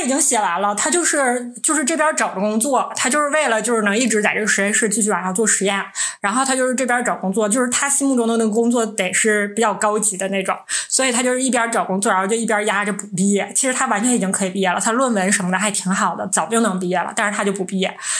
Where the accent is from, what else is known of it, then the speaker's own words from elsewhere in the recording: Northeast China, China; 我们是三个来自东北的 Ladies